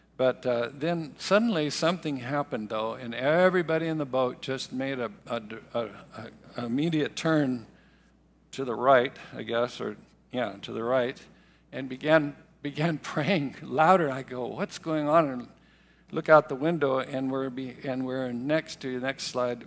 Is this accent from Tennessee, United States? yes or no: no; Riverside, California, United States; when I was a young boy growing up in Riverside, which isn't very far from here, uh, from the age of uh, four years old.